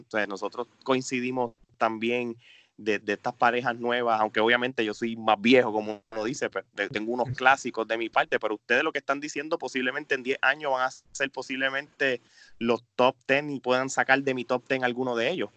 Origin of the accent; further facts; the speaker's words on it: Puerto Rico; nosotros somos puertorriqueños